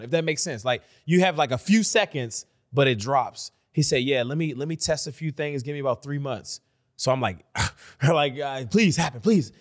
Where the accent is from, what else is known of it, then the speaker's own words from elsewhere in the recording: Washington, District of Columbia, United States; I'm from D C.